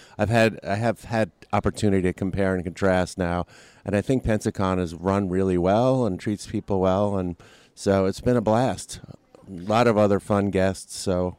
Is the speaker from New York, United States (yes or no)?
yes; Brooklyn, New York, United States; I'm originally from Brooklyn, New York.